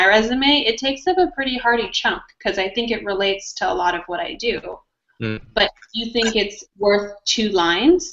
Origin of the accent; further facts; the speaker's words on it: California, United States; now in Texas, United States; I'm from California, and I think Californians, we tend to maybe be a little bit more adventurous